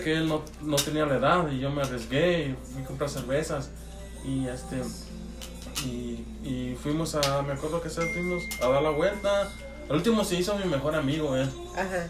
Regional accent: Michoacán, Mexico; moved away; also born or lived in Texas; de donde yo soy de Michoacán

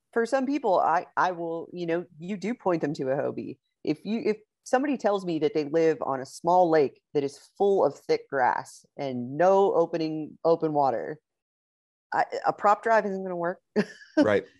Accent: Pittsburgh, Pennsylvania, United States; moved away as an adult; now in Texas, United States; I'm originally from Pittsburgh, Pennsylvania. Uh, my husband and I moved down to Texas about four years ago

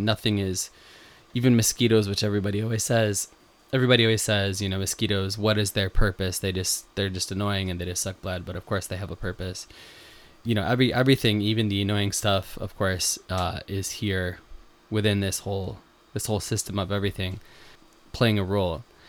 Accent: Western New York, United States; moved away as an adult; now in Japan; when I was a kid growing up in Western New York

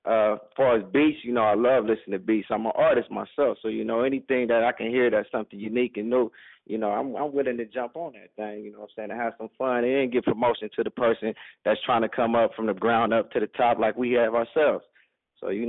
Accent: Compton, California, United States; I'm from Compton

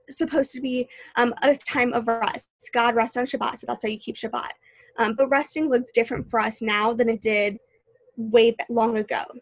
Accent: St. Louis, Missouri, United States; I moved here from St. Louis. I knew literally no one. Um, and like I said earlier, I wasn't a huge fan of leaving home.

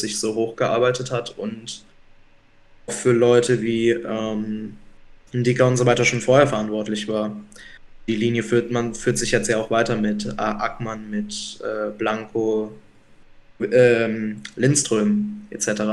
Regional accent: Mannheim, Baden-Württemberg, Germany; moved away; weil ich halt auch wirklich nicht aus der Region komme. Ähm, ich komme halt aus Mannheim

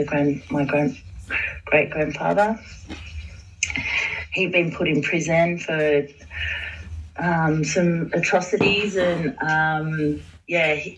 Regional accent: Warrnambool, Victoria, Australia; moved away as an adult; also born or lived in Queensland; my hometown of Warrnambool, staying at my mother's house

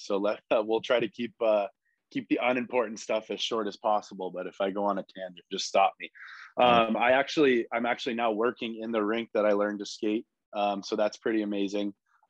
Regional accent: California, United States; So, it was really, really fun growing up in California with, all the skilled players

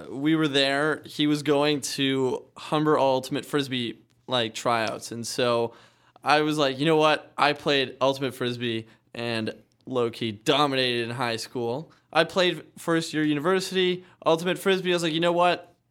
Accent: Brisbane, Queensland, Australia; I just tell them as like, mate, I'm from Brisbane.

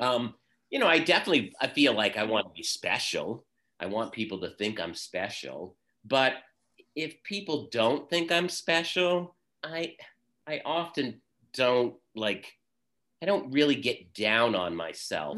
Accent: Vermont, United States; also born or lived in Boston; I was born and raised in Vermont, and I'm currently living in Vermont in the town that I grew up

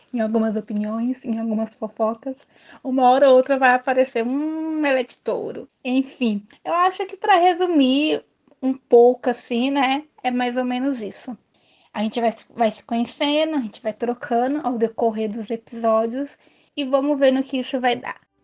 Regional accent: São Paulo, Brazil; eu sou de São Paulo

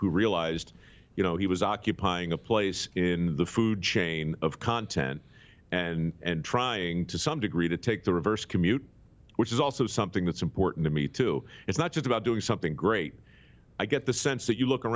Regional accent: Baltimore, Maryland, United States; I grew up in Baltimore

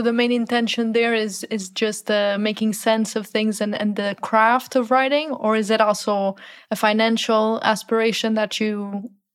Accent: Portugal; I come from Portugal where there's a big culture of soccer

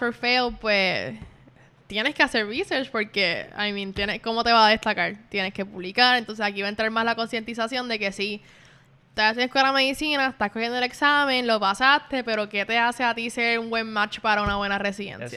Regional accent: Puerto Rico; yo no, no nací aquí en Puerto Rico, me crié aquí, yo me siento como puertorriqueña

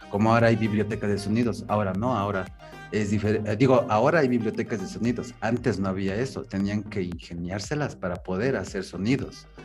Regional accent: Ecuador; yo yo yo soy de Ecuador, yo soy de Ecuador

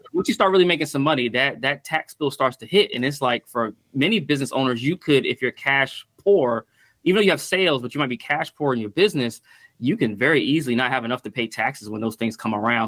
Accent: Stamford, Connecticut, United States; also born or lived in Petersburg, Virginia; most of my childhood and early adult life was in Stamford, Connecticut

